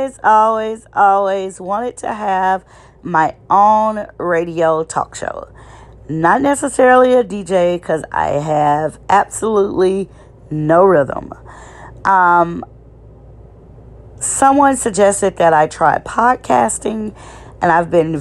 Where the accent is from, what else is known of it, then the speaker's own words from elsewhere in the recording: Shreveport, Louisiana, United States; I'm from Louisiana, Shreveport, Louisiana, to be exact